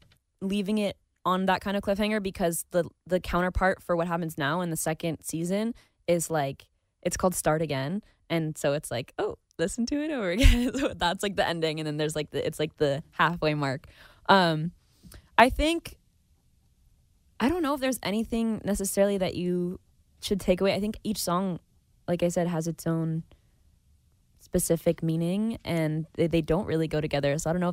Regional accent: Napa, California, United States; It's my hometown.

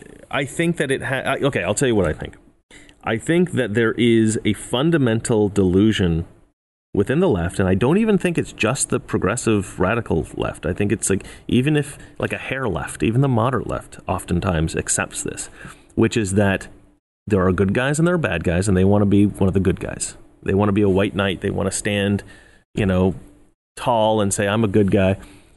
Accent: Oregon, United States; now in Los Angeles, United States; either back home in Oregon where I grew up or in Los Angeles where I live now

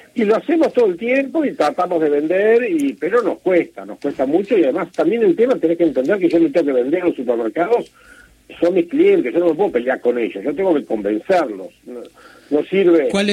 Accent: Navarro, Buenos Aires Province, Argentina; yo soy de, de Navarro

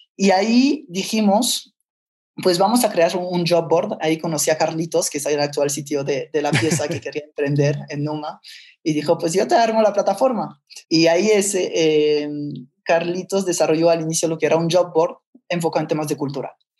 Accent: France; moved away as an adult; also born or lived in Barcelona, Spain; now in Mexico; Nací en Barcelona, papá catalán y mamá francesa. Entonces, eh, a los tres años se separan mis papás, entonces me voy de Barcelona a Francia y ahí es donde eh, crecí casi toda mi vida

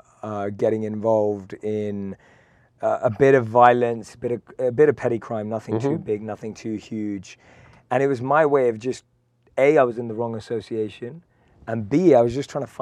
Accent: London, United Kingdom; accent: British; I'm from London, born and raised.

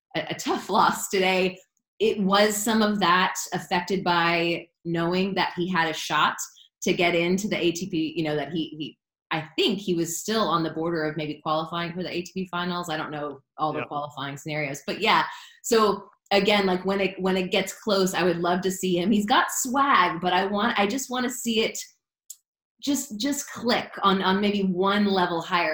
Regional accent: South Florida, United States; Growing up in South Florida

